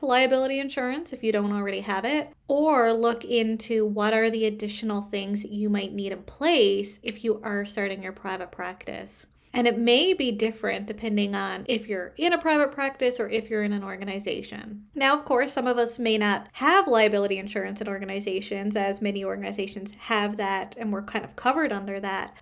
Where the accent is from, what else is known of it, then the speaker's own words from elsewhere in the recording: Canada; I am a Canadian social worker